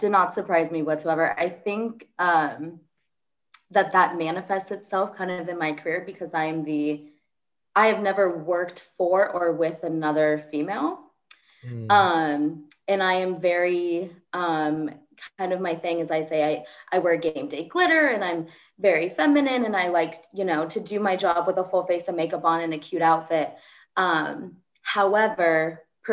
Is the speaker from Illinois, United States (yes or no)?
no; Fresno, California, United States; moved away as an adult; also born or lived in Clemson, South Carolina; I grew up in Fresno, so I had never been away from home.